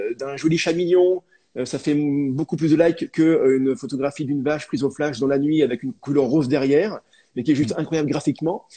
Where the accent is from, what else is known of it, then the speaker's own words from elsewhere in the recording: France; chez nous en France